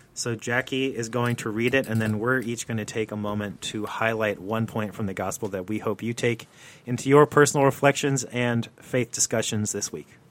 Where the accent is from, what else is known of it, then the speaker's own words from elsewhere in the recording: New Jersey, United States; I grew up in the Northeast in New Jersey